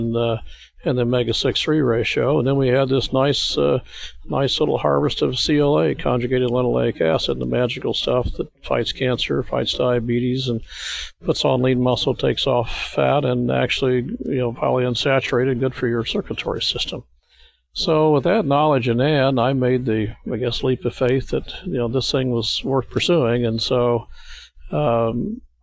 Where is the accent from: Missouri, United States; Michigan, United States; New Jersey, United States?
Missouri, United States; We're from the Show Me State of Missouri, so we didn't really believe things till we do them ourselves